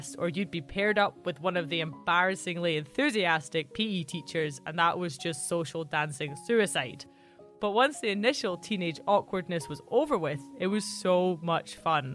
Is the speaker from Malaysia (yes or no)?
no; Central Belt, Scotland, United Kingdom; I grew up in the Central Belt, where Highland culture is pretty distant and unknown.